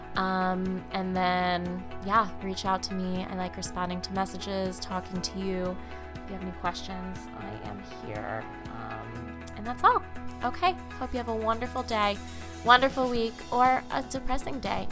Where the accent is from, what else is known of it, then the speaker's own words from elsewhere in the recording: Chicago, Illinois, United States; I'm from the Midwest, if you didn't know that. Chicago